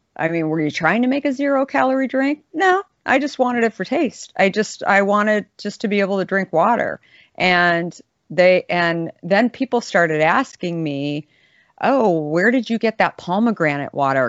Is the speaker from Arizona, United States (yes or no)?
yes; Scottsdale, Arizona, United States; I grew up in Scottsdale